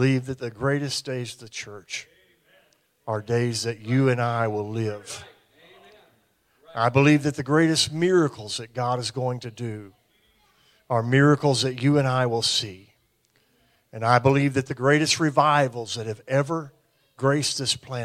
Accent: American South, United States; We're from the American South

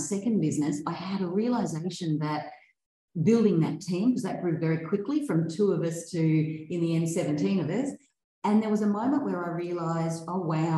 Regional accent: Brisbane, Queensland, Australia; also born or lived in Hervey Bay; I grew up in Brisbane, but from my early high school years, so just turned 13, I think it was, my family moved to Hervey Bay

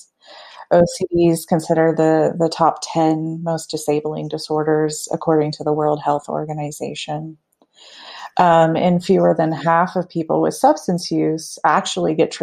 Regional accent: the South, United States; now in Lakewood, United States; I'm from the South, so I was extra taught not to talk about anything sexual

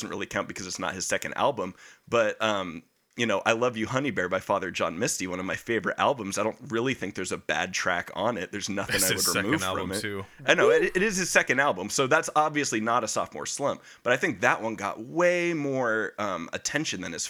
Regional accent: United States; it's my right as an American

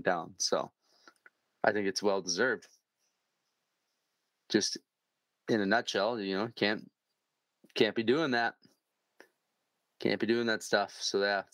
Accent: Fargo, North Dakota, United States; also born or lived in Minnesota; I'm from Fargo.

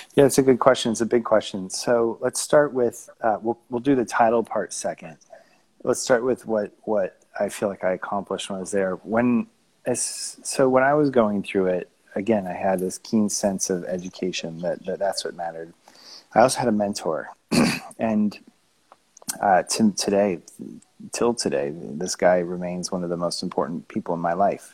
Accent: Tucson, Arizona, United States; moved away as an adult; also born or lived in upstate New York / Los Angeles / Flagstaff / Aspen; I grew up in Tucson, Arizona, by the Mexican border

